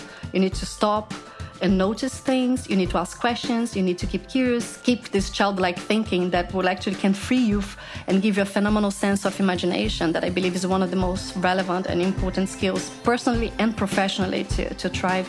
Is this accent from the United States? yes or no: no; Brazil; moved away; I'm originally from Brazil.